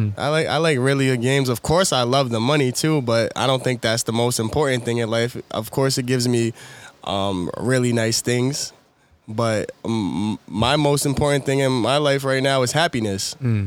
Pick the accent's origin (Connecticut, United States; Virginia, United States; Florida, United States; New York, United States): New York, United States; Wyandanch; now in Queens, United States; I'm originally from Wyandanche, New York. I went to Wyandanche Elementary School. I think it was called La Francis Hardeman. And then I went to Upper Room with my brothers and my sister from fourth grade up until ninth grade.